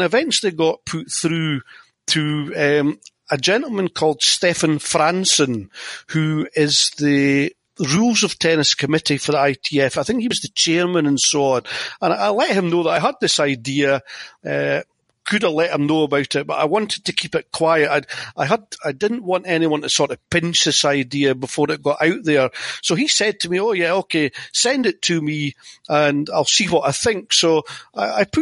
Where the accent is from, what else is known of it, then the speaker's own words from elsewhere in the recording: Scotland, United Kingdom; being Scottish